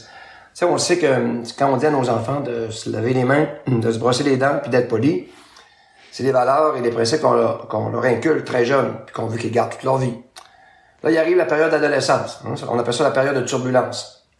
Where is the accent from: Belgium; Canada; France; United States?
Canada; L'Anse-Saint-Jean, Quebec; now in Chicoutimi, Canada; de mon village natal, Anse-Saint-Jean, dans le fjord du Saguenay